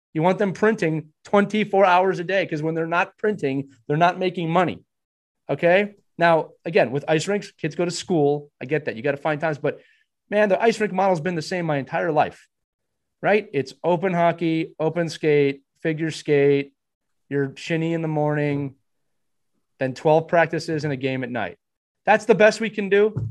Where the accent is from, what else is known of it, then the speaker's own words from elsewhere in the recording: Pennsylvania, United States; When I was growing up, we had three local rinks. My my hometown rink was in a municipality